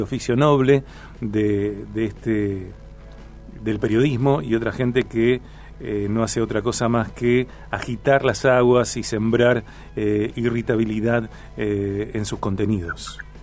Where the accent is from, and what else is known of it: Rosario, Santa Fe, Argentina